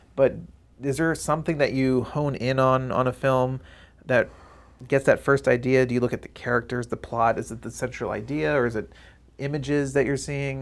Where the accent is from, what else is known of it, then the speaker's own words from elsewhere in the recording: Maryland, United States; moved away; I'm from the East Coast, I'm from Maryland